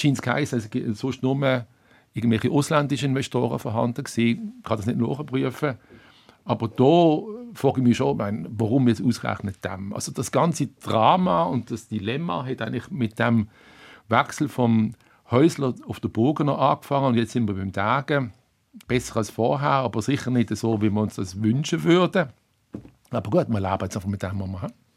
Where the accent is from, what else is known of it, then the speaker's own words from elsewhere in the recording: Basel, Basel-Stadt, Switzerland; moved away; also born or lived in Berlin; als Basler